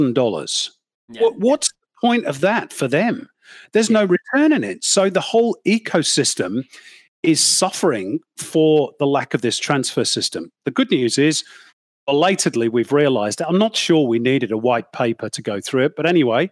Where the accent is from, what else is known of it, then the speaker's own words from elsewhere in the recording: United Kingdom; now in Australia; I'm British